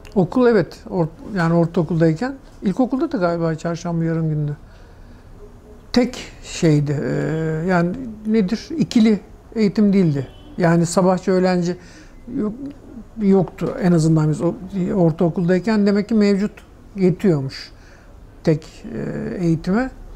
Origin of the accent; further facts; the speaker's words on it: Istanbul, Turkey; Çubuklu da doğdum.